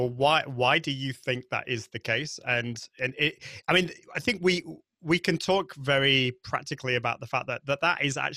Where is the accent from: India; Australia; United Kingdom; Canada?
United Kingdom; accent: British; my British accent